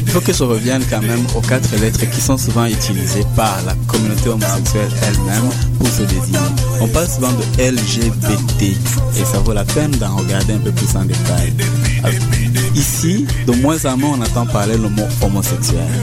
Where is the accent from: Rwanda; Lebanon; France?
Rwanda; moved away as an adult; now in Montreal, Canada; je suis originaire du Rwanda. Je suis élevé ici au Québec en 1998, donc ça fait 15 ans.